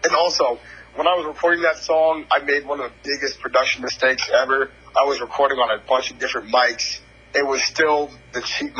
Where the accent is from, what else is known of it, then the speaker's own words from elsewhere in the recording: Prince George's County, Maryland, United States; Prince George's County in Maryland.